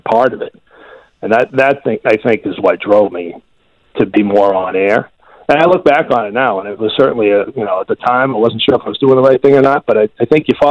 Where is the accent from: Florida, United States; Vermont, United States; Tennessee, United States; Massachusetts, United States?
Massachusetts, United States; Winchester; I had also done some cable work back in my hometown of Winchester